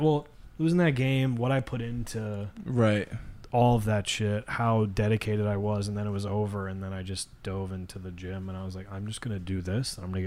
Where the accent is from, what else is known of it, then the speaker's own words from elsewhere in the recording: Monroe, United States; Especially growing up in Monroe.